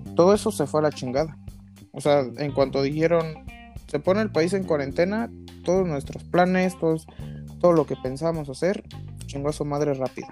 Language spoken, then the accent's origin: Spanish; Mexico; los mexicanos dijimos